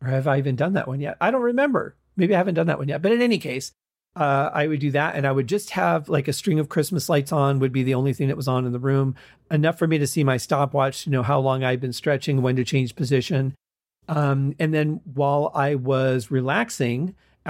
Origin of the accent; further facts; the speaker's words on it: Michigan, United States; I was growing up in Michigan